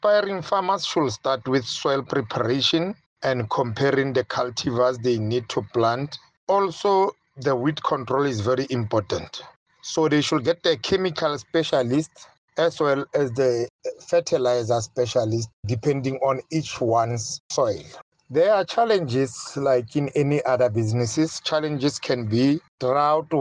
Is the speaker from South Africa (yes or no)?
yes; Welkom, Free State, South Africa; I'm a farmer from Welkom in the Free State.